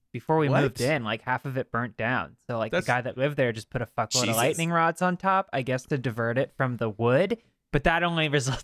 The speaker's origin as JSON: {"language": "English", "region": "Northeast", "country": "United States", "tie": "born or raised there", "said": "having a Northeast, like very Catholic traditional upbringing"}